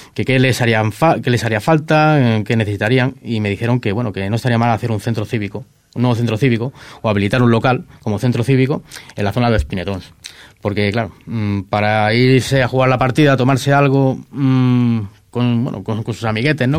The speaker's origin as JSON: {"language": "Spanish", "town": "Ripoll", "region": "Catalonia", "country": "Spain", "said": "aquí en Ripoll también se me conozca bastante"}